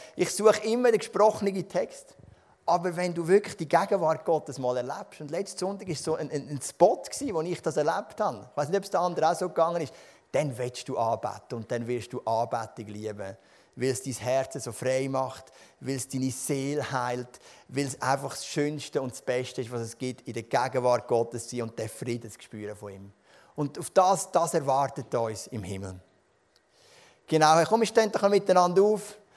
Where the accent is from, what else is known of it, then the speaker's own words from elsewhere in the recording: Switzerland; Wir sind Schweizer